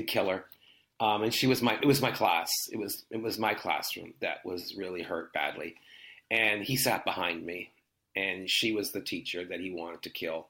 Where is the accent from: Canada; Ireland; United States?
Canada; the way I grew up in Canada was much more British then.